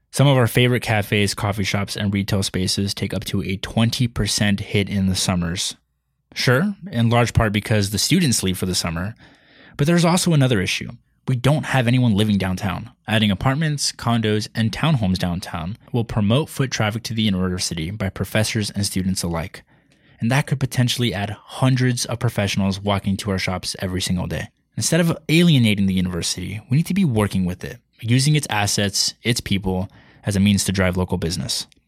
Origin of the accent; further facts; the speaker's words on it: San Jose, California, United States; now in San Marcos, United States; I'm from California, the San Francisco Bay Area, right in the heart of Silicon Valley